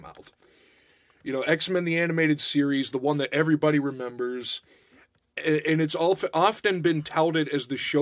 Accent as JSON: {"language": "English", "town": "Pittsburgh", "region": "Pennsylvania", "country": "United States", "tie": "born or raised there", "said": "growing up in Pittsburgh"}